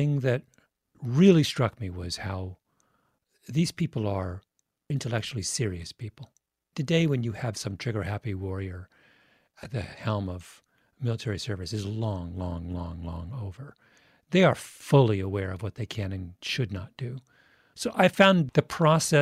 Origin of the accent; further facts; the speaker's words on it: England, United Kingdom; I'm English. I was born in England.